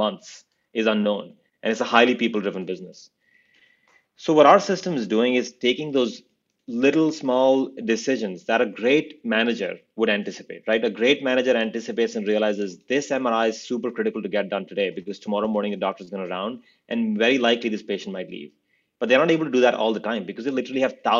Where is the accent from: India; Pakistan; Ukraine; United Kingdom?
India; now in United States; I grew up in India